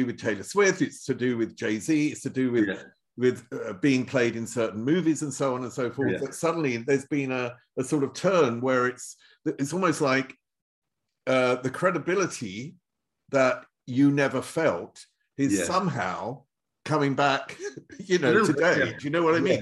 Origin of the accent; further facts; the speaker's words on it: England, United Kingdom; I'm English